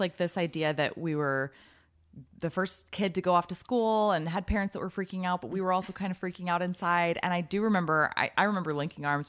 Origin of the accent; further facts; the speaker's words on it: Arizona, United States; moved away as an adult; I was from Arizona